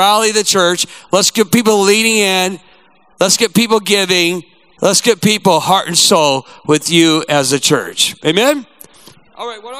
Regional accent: United States; I'm a proud American

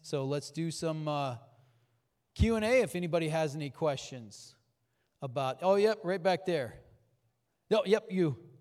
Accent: North Dakota, United States; I grew up in North Dakota

